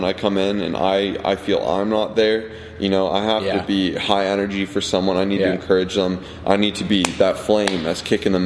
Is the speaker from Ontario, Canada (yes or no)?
yes; Toronto, Ontario, Canada; we're from Canada if you don't know that, Toronto, Ontario